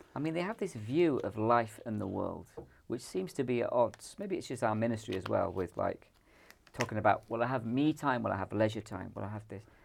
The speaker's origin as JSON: {"language": "English", "country": "Ireland", "moved": "yes", "lives_now": "Scotland, United Kingdom", "said": "I'm from the Republic of Ireland"}